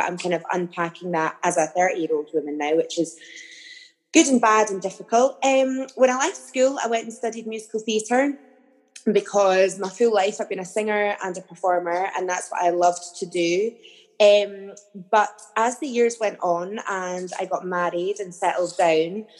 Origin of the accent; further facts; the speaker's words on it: the Borders, Scotland, United Kingdom; I grew up in the Borders in a very small town